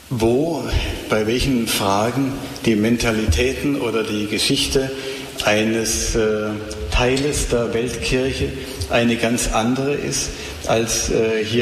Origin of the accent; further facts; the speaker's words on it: Germany; moved away as an adult; also born or lived in Rome; Ich bin ja Deutscher, ne?